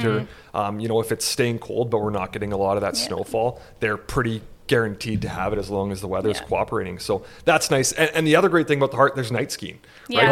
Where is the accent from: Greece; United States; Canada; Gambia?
Canada; Prince George, British Columbia; I'm also born and raised in Prince George